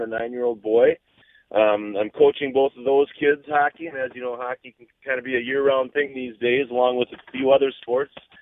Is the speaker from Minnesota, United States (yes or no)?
yes; Rochester, Minnesota, United States; now in St. Louis Park, United States; I was born and raised in Rochester